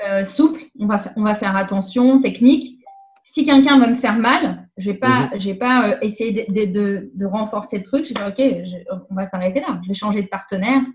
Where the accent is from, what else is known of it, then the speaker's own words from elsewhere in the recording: Paris region, Île-de-France, France; now in Quebec, Canada; je viens de France, de région parisienne.